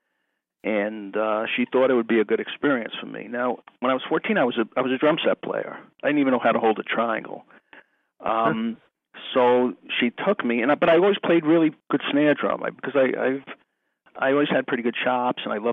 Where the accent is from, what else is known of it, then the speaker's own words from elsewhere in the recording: outside New York City, United States; I grew up outside New York City, and I used to go into Manhattan School of Music on the weekends